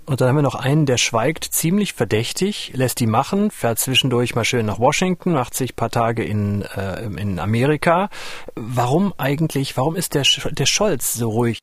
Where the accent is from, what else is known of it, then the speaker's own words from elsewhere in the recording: North Rhine-Westphalia, Germany; Als gebürtiger Westfale